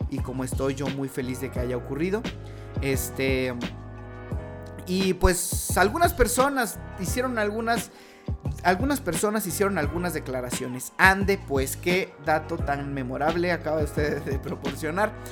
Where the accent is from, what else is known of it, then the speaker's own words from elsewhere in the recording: Mexico; Y bueno, como buenos mexicanos, nosotros vamos a esperar que todo se solucione mágicamente